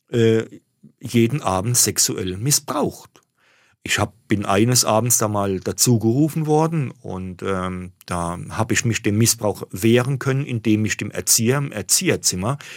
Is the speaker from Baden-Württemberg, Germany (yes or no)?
yes; Mannheim, Baden-Württemberg, Germany; Ich bin aufgewachsen im Stadtteil Schönau, der damals als sozialer Brennpunkt galt.